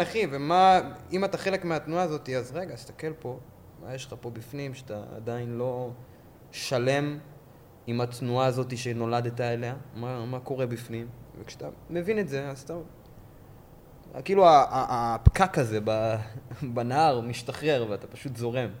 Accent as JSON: {"language": "Hebrew", "country": "Israel", "tie": "born or raised there", "said": "אני נולדתי פה"}